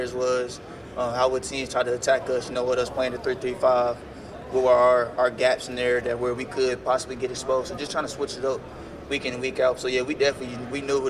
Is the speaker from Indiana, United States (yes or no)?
yes; Indianapolis, Indiana, United States; I'm from Indianapolis, Indiana, too. So, you know, my guys like Coach Jason West, Steve Tussey. It was one of those growing up playing out here